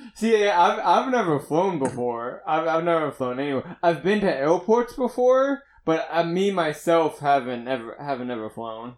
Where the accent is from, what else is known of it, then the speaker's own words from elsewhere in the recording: Pittsburgh, Pennsylvania, United States; moved away; I wasn't from around here, I was from Pittsburgh